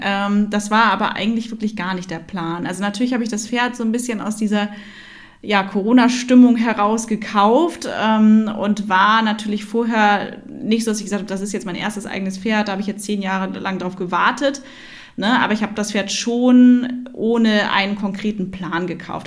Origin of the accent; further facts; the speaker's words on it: Hamburg, Germany; also born or lived in Oldenburg; wir sind echte Hamburger Derns